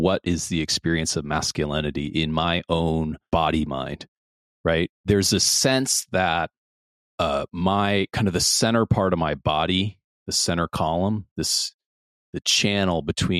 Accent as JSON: {"language": "English", "region": "Midwest", "country": "United States", "tie": "born or raised there", "said": "I grew up in the Midwest as well"}